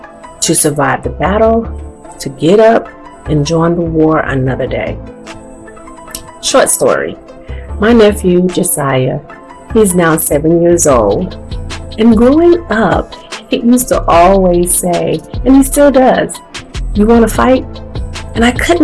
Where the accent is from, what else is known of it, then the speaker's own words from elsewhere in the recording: the South, United States; I am what they call a true grits girl, a girl born and raised in the South